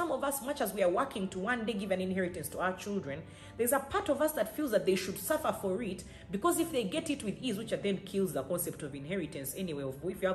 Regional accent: Uganda; I come from Uganda, East Africa, Africa

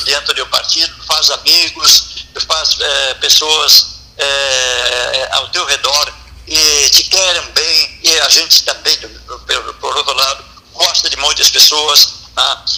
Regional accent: São Lourenço do Sul, Rio Grande do Sul, Brazil; now in Pelotas, Brazil; eu sou natural de São Lourenço, mas Pelotas me adotou

